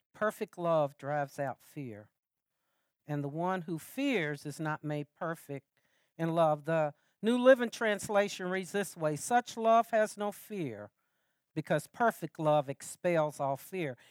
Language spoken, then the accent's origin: English; Lexington, United States; I'm from Lexington.